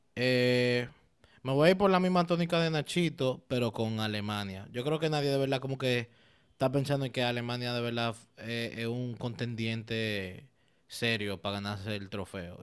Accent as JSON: {"language": "Spanish", "country": "Dominican Republic", "said": "yo como buen dominicano, e italiano en teoría"}